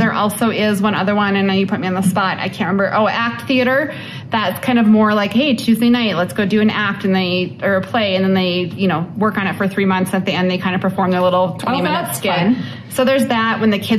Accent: Minnesota, United States; now in Colorado Springs, United States; I'm from Minnesota or from places where it's kind of dreary.

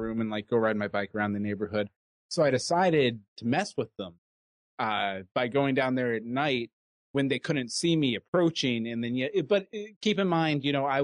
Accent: Katy, Texas, United States; I grew up in Katy, Texas

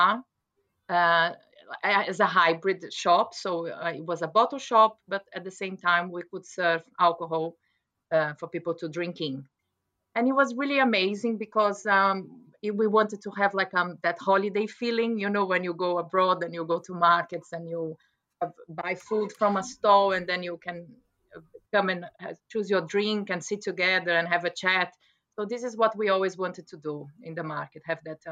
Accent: Brazil; moved away as an adult; also born or lived in London, England / West Oxfordshire, England; now in Oxfordshire, United Kingdom; I'm from Brazil

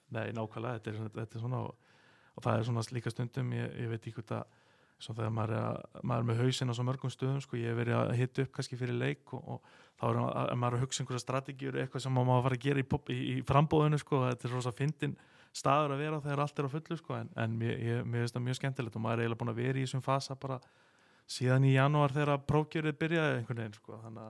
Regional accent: Garðabær, Capital Region, Iceland; við sem höfum alist upp í þessum bæ

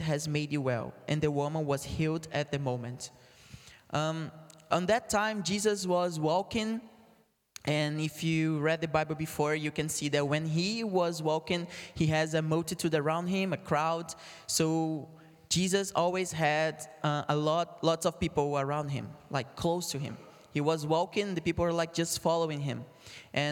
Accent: Brazil; English is a second language; moved away; I'm from Brazil

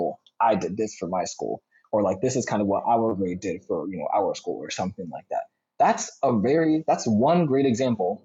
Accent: Philadelphia, Pennsylvania, United States; I'm from Philly

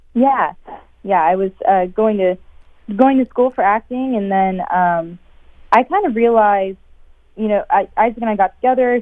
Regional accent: North Texas, United States; moved away as an adult; also born or lived in Minnesota; now in Minneapolis, United States; I grew up in North Texas

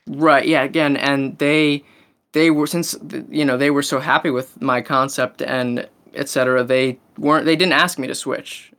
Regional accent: Maryland, United States; I'm from Maryland

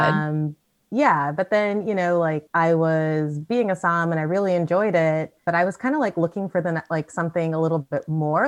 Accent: United States; moved away as an adult; also born or lived in Chicago / Sonoma; now in Auckland, New Zealand; I'm American

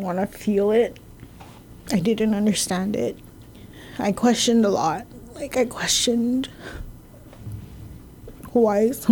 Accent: Yigo, Guam; I grew up in Jigo

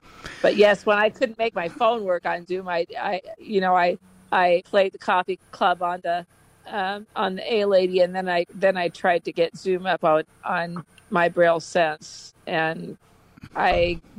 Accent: Iowa, United States; now in Topeka, United States; No, I came from Iowa, but I'm in Topeka.

